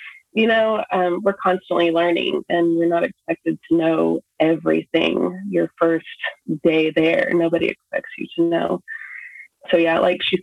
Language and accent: English; Texas, United States; moved away as an adult; now in New Hampshire, United States; We're living in New Hampshire, but we're from Texas